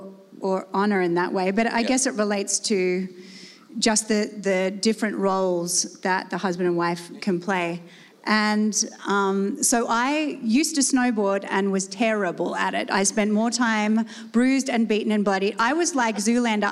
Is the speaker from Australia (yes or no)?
yes; Australia; moved away as an adult; also born or lived in Salt Lake City; I'm being born and raised in Australia